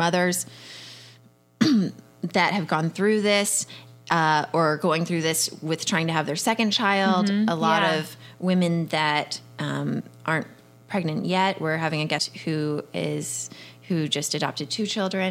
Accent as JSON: {"language": "English", "town": "Houston", "region": "Texas", "country": "United States", "tie": "born or raised there", "moved": "yes", "lives_now": "Los Angeles, United States", "said": "growing up in Houston"}